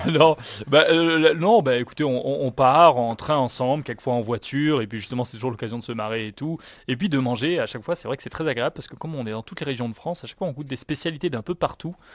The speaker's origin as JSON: {"language": "French", "country": "Guadeloupe", "said": "peut-être parce que je viens de Guadeloupe et qu'on rigole beaucoup aux Antilles, on aime bien rigoler."}